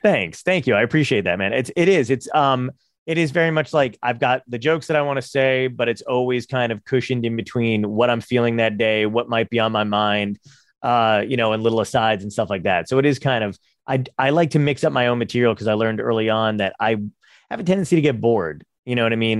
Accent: Toms River, New Jersey, United States; also born or lived in Brooklyn, New York; I'm from Tom's River

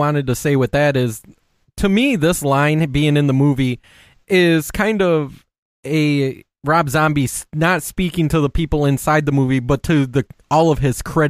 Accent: Michigan, United States; now in Oregon, United States; We're both from Michigan. I moved to Oregon, and you moved to New Mexico.

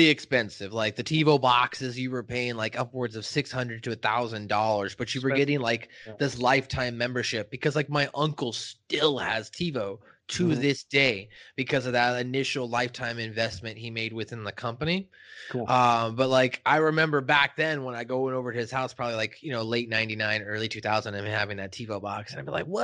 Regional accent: United States; I'm American.

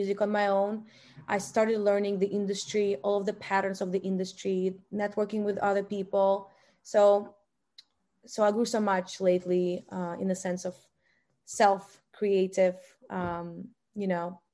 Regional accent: Russia; English is a second language; I was born in Russia

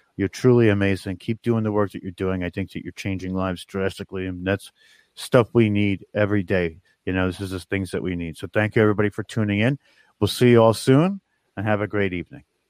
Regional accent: New York, United States; we're from New York

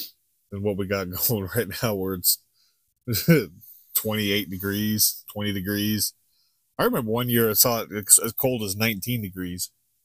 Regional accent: Globe, Arizona, United States; We're from Globe.

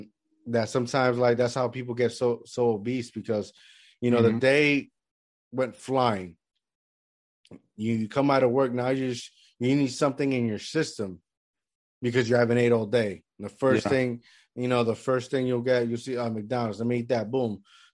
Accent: Puerto Rico; I mean, growing up in Puerto Rico, that's what I think one of the things I miss about it was, like, the day is, like, longer.

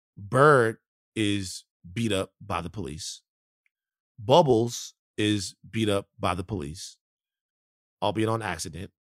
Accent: Baton Rouge, Louisiana, United States; I'm from South Baton Rouge, Louisiana.

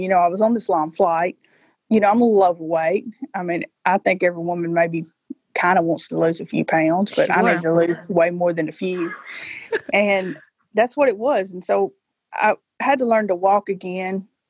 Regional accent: South Fulton, Tennessee, United States; I live on the right. And that is in South Fulton, Tennessee. So I've always lived in Obion County, Tennessee my entire life.

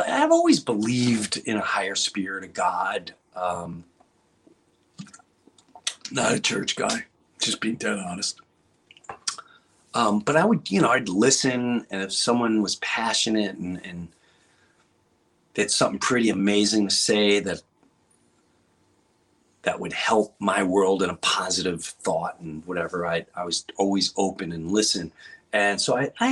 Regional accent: Long Island, New York, United States; moved away; also born or lived in Florida; I come from Long Island

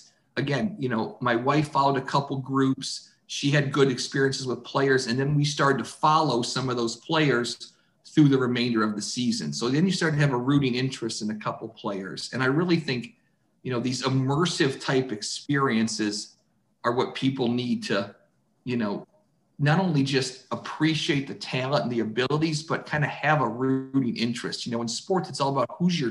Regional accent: Toledo, Ohio, United States; growing up in Toledo

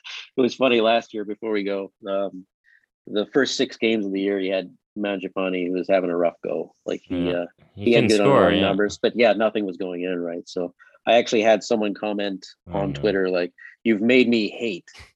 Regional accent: Calgary, Alberta, Canada; I was born in Calgary

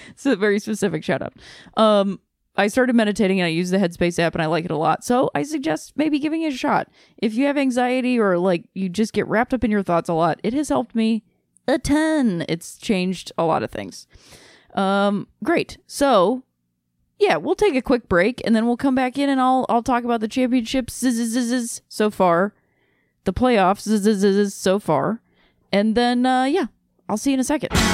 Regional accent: Akron, Ohio, United States; moved away; I had a great time in my hometown.

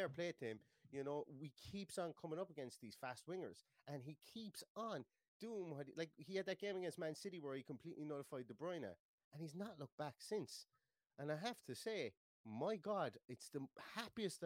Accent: Ireland; we are Irish as well

